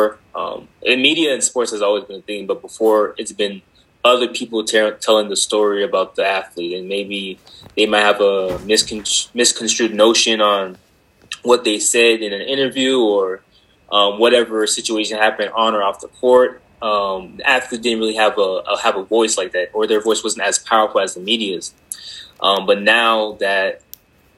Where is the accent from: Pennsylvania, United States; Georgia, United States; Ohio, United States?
Georgia, United States; moved away as an adult; also born or lived in Boston, Massachusetts; now in Arizona, United States; I was born in Boston, Massachusetts. My parents decided to dip when I was 3. We headed down to Georgia, and I grew up there most of my life.